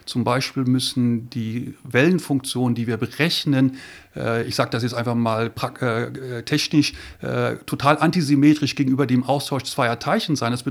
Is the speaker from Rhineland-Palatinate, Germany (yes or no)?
no; Lüneburg, Lower Saxony, Germany; also born or lived in Göttingen; now in Ulm, Germany; Ja, ich komme aus Niedersachsen, bin in Lüneburg aufgewachsen und bin dann nach Göttingen zum Studieren gegangen, habe dort Physik studiert